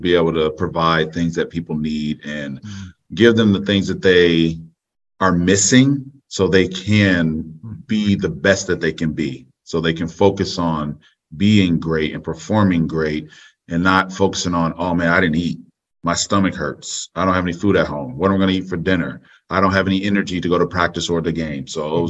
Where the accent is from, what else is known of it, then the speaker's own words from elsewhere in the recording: Orlando, Florida, United States; Orlando, Florida.